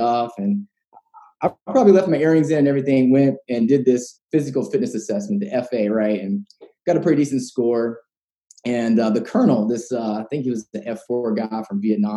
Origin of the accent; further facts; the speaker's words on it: West Virginia, United States; I was born and raised in West By God, Virginia